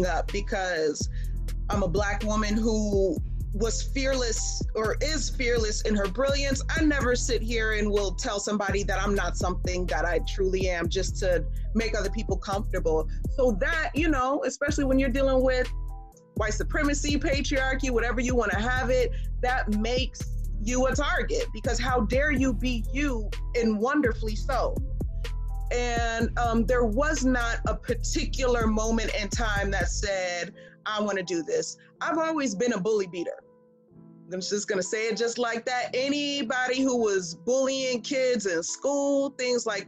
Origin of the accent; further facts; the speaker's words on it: Charlotte, North Carolina, United States; growing up in Charlotte, North Carolina